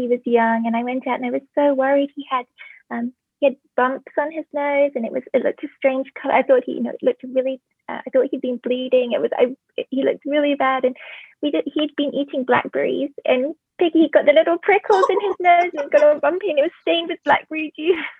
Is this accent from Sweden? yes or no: no; England, United Kingdom; growing up in England